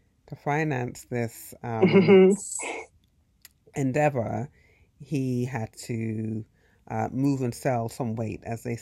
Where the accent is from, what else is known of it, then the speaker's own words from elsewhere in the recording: England, United Kingdom; moved away; also born or lived in United States; growing up in England